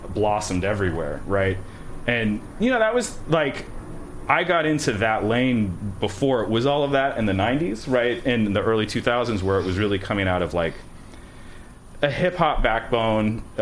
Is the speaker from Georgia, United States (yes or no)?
no; Healdsburg, California, United States; moved away; also born or lived in New York; Little town, a little town called Healdsburg, which is Healdsburg. Super obnoxious now, but it wasn't so bad when I left.